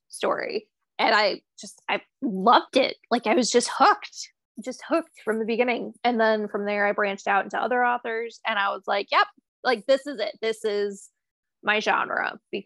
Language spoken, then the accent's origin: English; United States; we're American